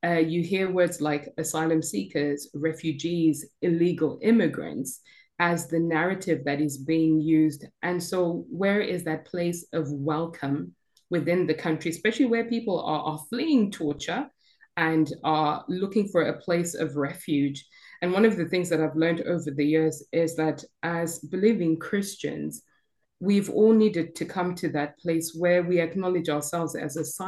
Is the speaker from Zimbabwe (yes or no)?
yes; Zimbabwe; now in United Kingdom; I'm from Zimbabwe, born and bred